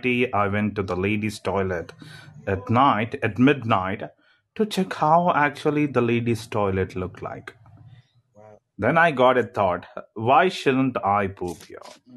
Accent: India; I'm an Indian. I'm from India.

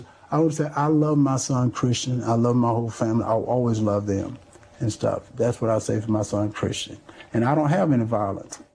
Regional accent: Johnson County, Georgia, United States; This is from my hometown. This is from Johnson County

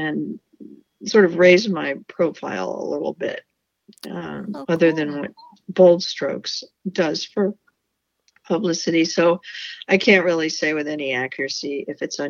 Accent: Pittsburgh, Pennsylvania, United States; moved away as an adult; also born or lived in Cleveland, Ohio; now in West Coast, United States; I grew up in Pittsburgh

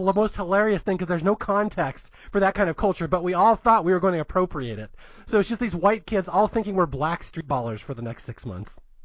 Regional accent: Seattle, Washington, United States; moved away as an adult; also born or lived in San Jose Bay Area; now in Los Angeles, United States; I was raised in Seattle

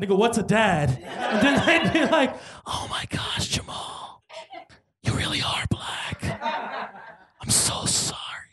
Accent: New York City, New York, United States; I'm from the South Side, Jamaica, Queens

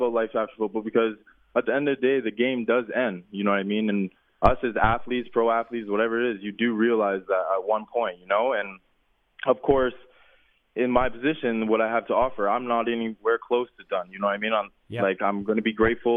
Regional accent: Surrey, British Columbia, Canada; also born or lived in Manitoba; growing up, a young kid in BC

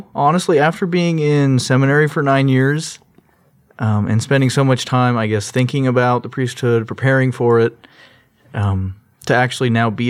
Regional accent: Orange, California, United States; So I was born in Long Beach, but we lived in the city of Orange.

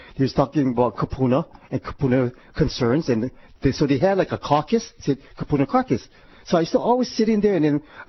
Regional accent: Honolulu, Hawaii, United States; I was born and raised in Honolulu

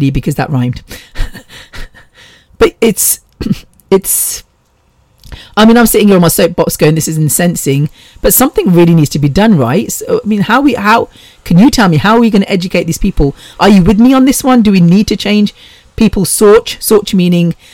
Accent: Bexleyheath, London, United Kingdom; I grew up with Ram in Bexley Heath

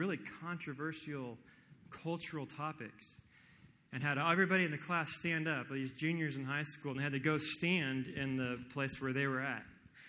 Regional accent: Kansas, United States; I am from Kansas

